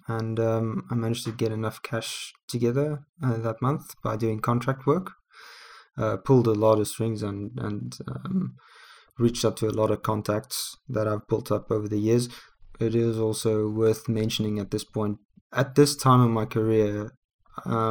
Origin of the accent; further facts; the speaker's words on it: South Africa; we're both from South Africa